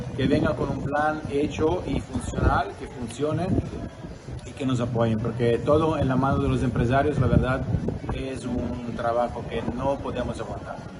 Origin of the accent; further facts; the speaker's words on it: Italy; moved away as an adult; now in Mahahual, Mexico; Soy italiano y tengo el Hotel Luna de Plata acá en Mahahual